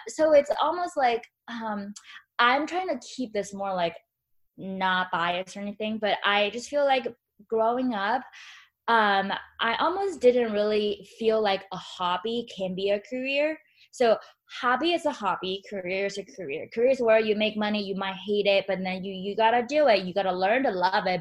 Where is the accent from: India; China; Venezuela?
China; moved away; growing up in China